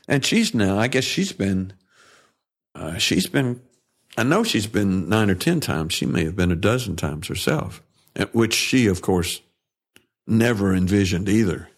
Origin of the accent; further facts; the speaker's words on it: Tennessee, United States; moved away as an adult; also born or lived in New York / California; I grew up in Tennessee and grew up in the church.